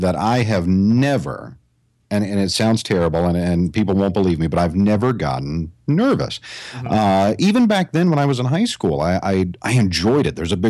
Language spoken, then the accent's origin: English; Asheville, North Carolina, United States; accent: Southern accent; now in Central Florida, United States; Originally, I'm from Asheville, North Carolina, up in the mountains, born and raised. But it took me years to train my Southern accent out of me.